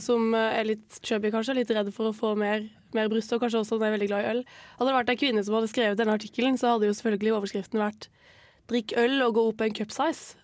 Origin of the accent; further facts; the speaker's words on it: near Eydehavn, Agder, Norway; Eidehavn, som er eh, ikke langt fra der jeg vokste opp